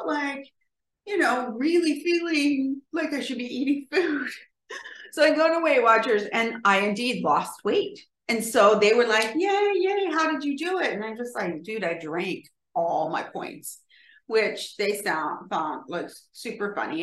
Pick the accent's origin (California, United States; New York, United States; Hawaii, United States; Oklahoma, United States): California, United States; I'm from California and evidently that's how we say writer.